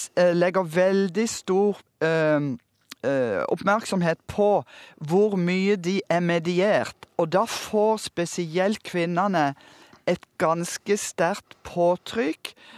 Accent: Kristiansand, Agder, Norway; moved away; Jeg kom fra Kristiansand med to kinoer og 48 bedehus

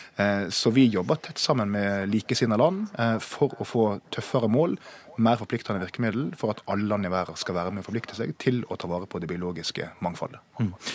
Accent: Gjengedalsvassdraget area, Vestland, Norway; der jeg kommer fra, så var det jo forslag om å bygge ut kraft i det som heter Gjengedalsvassdraget

